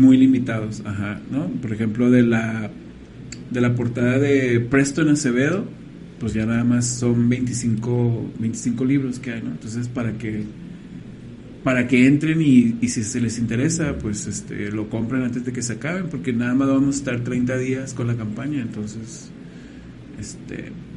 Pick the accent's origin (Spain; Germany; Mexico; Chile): Mexico